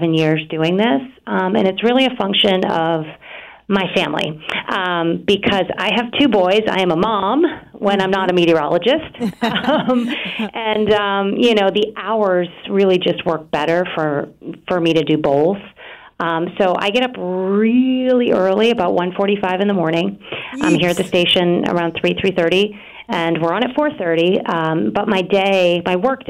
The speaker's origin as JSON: {"language": "English", "region": "Maine", "country": "United States", "tie": "born or raised there", "moved": "yes", "lives_now": "Boston, United States", "said": "I grew up in Maine"}